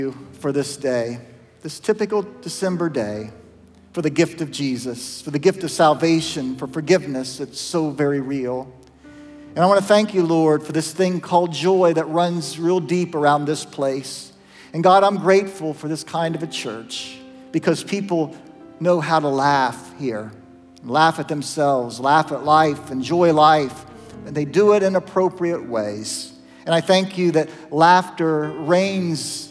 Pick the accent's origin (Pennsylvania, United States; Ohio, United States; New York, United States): Ohio, United States; Zanesville; the little Methodist church that I grew up in Zanesville